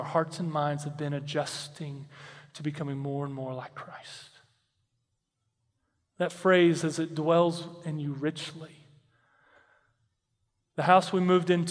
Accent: Texas, United States; I grew up in Texas

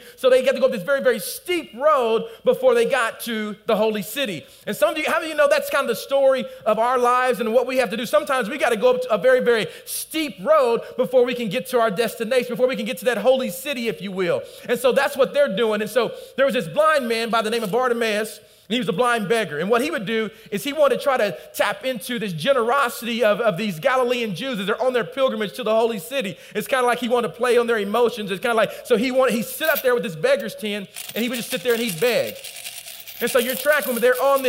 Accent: United States; I'm from the South or the Midwest, we call it.

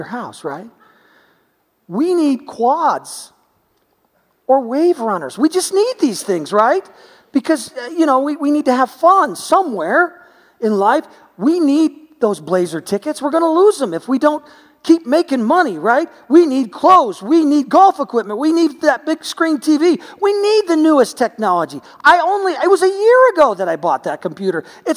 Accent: United States; we're American.

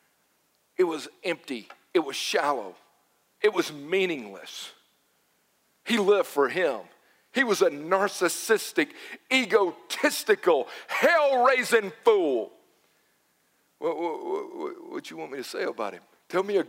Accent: Newnan, Georgia, United States; Growing up in Noonan

